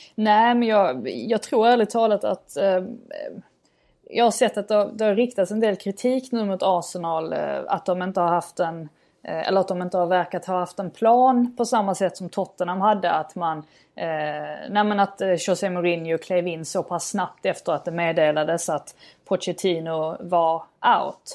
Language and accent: Swedish; Sweden; som svensk